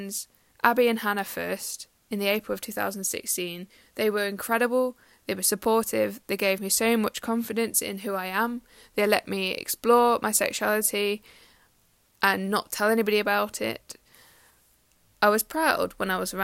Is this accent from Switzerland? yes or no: no; Derby, East Midlands, United Kingdom; I'm 24 and I'm from Derby in the UK